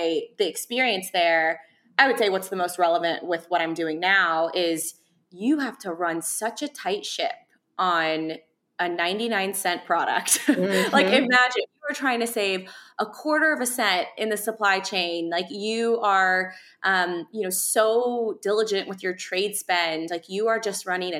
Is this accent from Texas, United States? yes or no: yes; Euless, Texas, United States; I was from a town called Euless, Texas, where, you know, it's lower socioeconomic households. We, for lack of better words, we grew up kind of poor